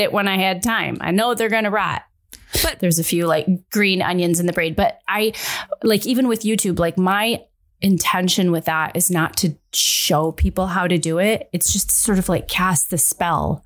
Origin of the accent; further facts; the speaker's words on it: Midwest, United States; I'm from the Midwest.